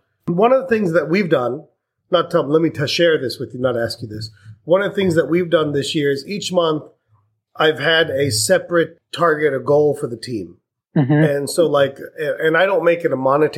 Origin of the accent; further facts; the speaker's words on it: India; I'm Indian